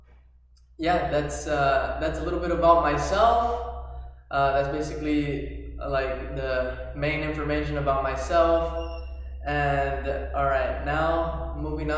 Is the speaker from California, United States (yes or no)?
yes; Sanger, California, United States; also born or lived in Fresno, California; I was raised in the little town of Sanger, California. This is my hometown.